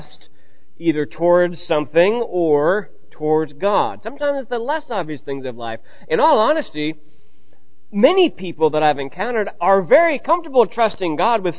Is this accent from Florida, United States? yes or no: no; Illinois, United States; moved away; I just spent the week actually back in Illinois, and my mother and my sister were moving. My mom switched houses from the house I grew up in to my hometown